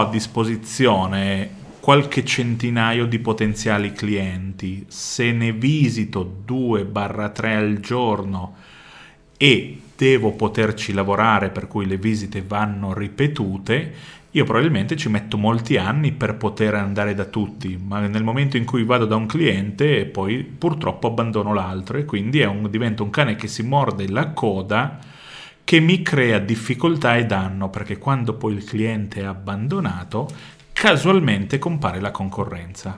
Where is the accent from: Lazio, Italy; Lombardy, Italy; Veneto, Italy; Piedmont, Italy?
Piedmont, Italy; Vercelli; Io vengo da Vercelli